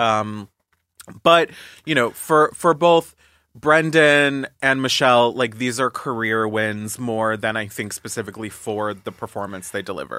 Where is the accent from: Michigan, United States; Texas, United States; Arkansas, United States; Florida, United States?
Florida, United States; now in New York City, United States; I grew up in Florida